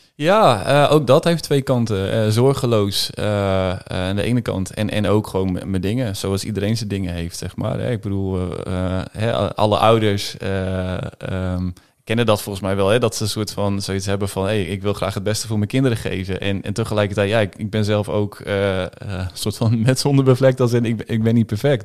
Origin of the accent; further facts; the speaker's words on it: Groningen, Netherlands; also born or lived in Haren; Geboren in Haren, maar eh, ja, eigenlijk vanaf, vanaf het begin van toen ik drie was, zijn we met z'n allen verhuisd naar, naar Groningen-Zuid. En daar opgegroeid